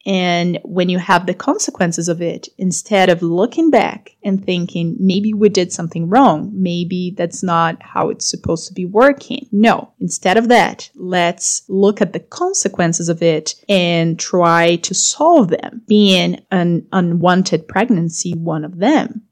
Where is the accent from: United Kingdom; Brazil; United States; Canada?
Brazil; also born or lived in Europe; I'm from Brazil